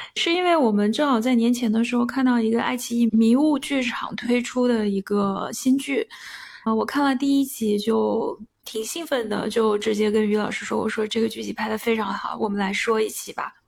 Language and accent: Chinese; northwestern China, China; 小在北方长大的，我是在嗯西北哼。长大的